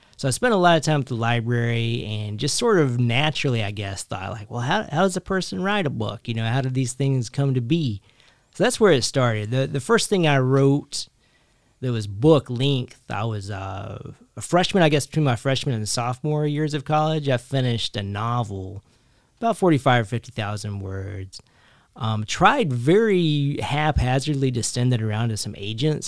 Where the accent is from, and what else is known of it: Kentucky, United States; born or raised there; also born or lived in Philadelphia, United States; now in New Jersey, United States